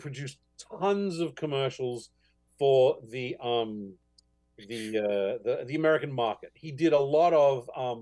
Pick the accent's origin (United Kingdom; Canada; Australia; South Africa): Australia; growing up in Australia during, you know, the 70s and 80s